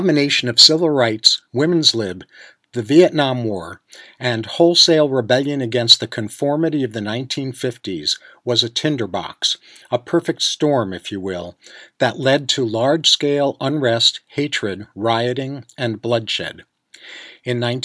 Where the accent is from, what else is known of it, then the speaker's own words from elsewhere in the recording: New York, United States; Growing up in New York